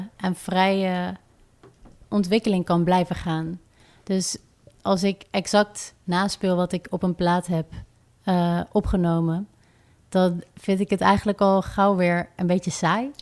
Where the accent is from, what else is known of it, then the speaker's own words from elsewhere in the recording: Rotterdam, South Holland, Netherlands; ik kom uit Rotterdam en ik schrijf muziek